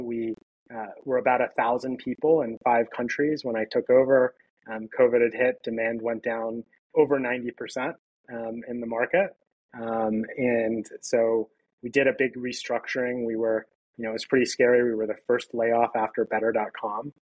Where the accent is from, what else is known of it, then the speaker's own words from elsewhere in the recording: Pittsburgh, Pennsylvania, United States; Pittsburgh, which is my hometown.